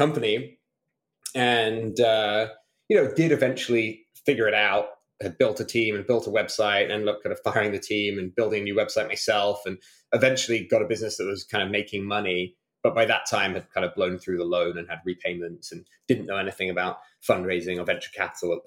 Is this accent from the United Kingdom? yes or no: yes; Malvern, West Midlands, United Kingdom; moved away; also born or lived in Durham; I grew up in a small town called Malvern in Worcestershire